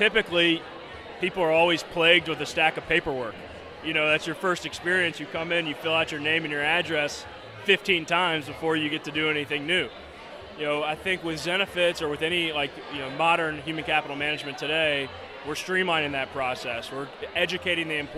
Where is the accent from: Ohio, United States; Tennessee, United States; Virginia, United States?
Tennessee, United States; Memphis; also born or lived in Chicago, Illinois; now in San Francisco, United States; Born and raised in Memphis, Tennessee